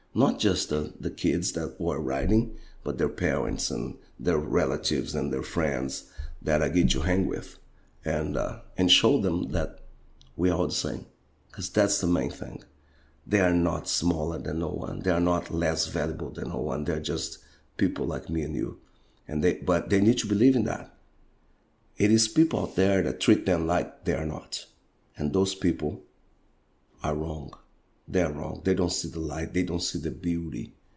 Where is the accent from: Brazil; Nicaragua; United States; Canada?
Brazil; And I'm from Brazil